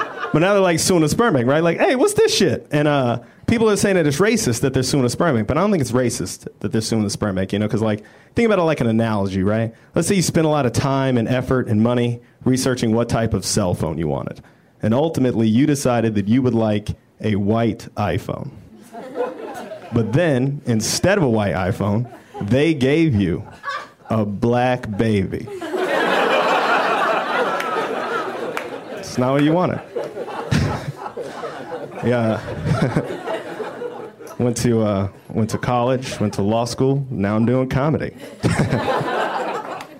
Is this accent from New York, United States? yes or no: no; Denver, Colorado, United States; moved away as an adult; now in Los Angeles, United States; I am from Denver, Colorado. Been in L.A. about a year